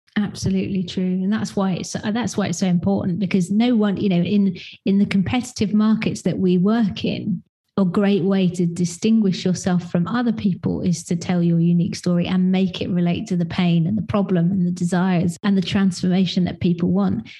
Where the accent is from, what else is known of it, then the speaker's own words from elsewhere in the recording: United Kingdom; being a British person